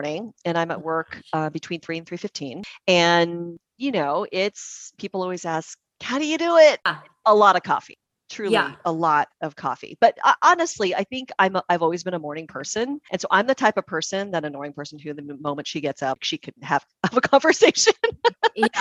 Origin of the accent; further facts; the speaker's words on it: Puyallup, Washington, United States; also born or lived in Syracuse, New York / Las Vegas, Nevada; now in Seattle, United States; I was born and raised in Puyallup. Down in Pierce County